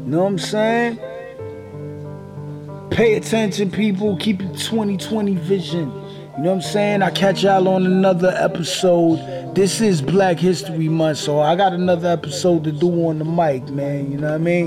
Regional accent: New York City, New York, United States; I'm from Flatbush

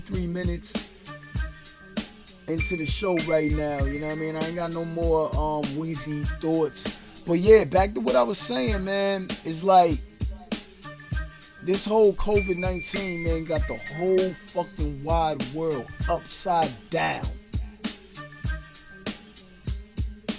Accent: New York City, New York, United States; I'm from Brooklyn, and I'm doing this show in Brooklyn right now

